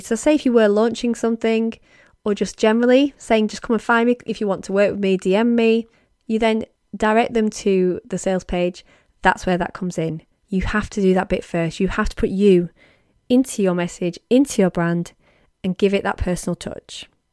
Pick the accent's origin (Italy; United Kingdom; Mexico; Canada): United Kingdom; as a Brit